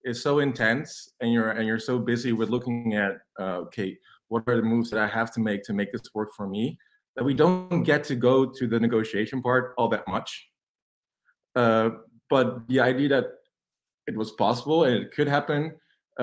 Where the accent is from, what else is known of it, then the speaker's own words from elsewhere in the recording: Netherlands; I'm from Holland. I'm a teacher here, high school teacher